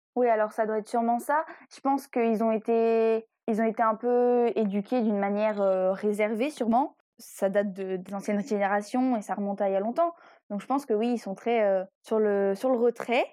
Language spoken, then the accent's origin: French; Brittany, France; on est breton